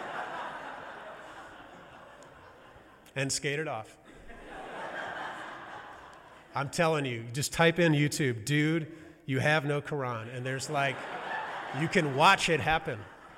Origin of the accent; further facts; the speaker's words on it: University City, Missouri, United States; where I grew up in University City